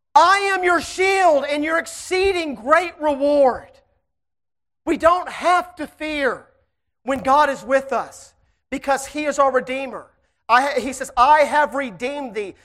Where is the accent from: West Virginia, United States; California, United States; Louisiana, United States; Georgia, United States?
Louisiana, United States; Shreveport; I am from Shreveport, Louisiana